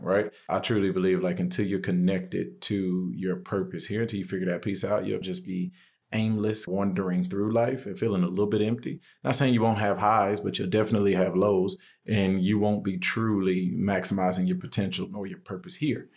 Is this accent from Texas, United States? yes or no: yes; Houston, Texas, United States; also born or lived in Seattle / Orange County; now in Austin, United States; I'm from Houston originally. I've been in Austin now since 2007, 2008.